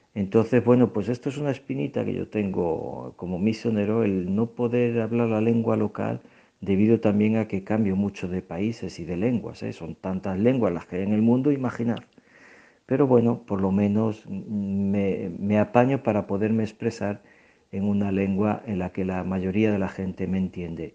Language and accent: Spanish; Aldeanueva del Camino, Extremadura, Spain; also born or lived in San Fernando / Burkina Faso / Togo / Equatorial Guinea; now in Tunisia; soy originario de un pequeño pueblo de, de Cáceres, al de Nuevo del Camino, aunque he vivido en San Fernando